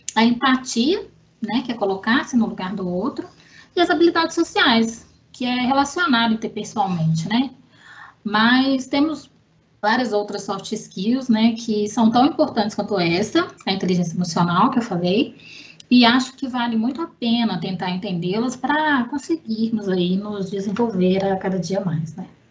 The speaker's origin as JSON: {"language": "Portuguese", "town": "Belo Horizonte", "region": "Minas Gerais", "country": "Brazil", "said": "Eu sou mineira de Belo Horizonte"}